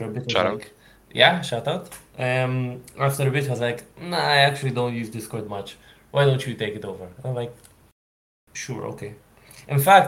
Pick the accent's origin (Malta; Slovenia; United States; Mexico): Malta; I'm originally from Malta, which for people who don't know is a really small, tiny island just off of Sicily